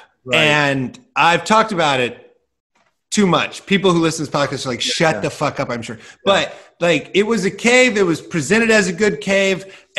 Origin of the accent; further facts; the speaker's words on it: Iowa, United States; I grew up in Iowa